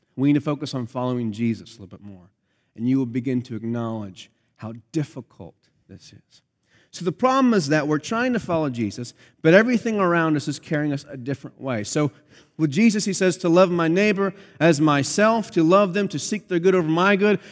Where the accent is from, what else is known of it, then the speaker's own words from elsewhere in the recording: Pennsylvania, United States; moved away; grew up in Pennsylvania where I grew up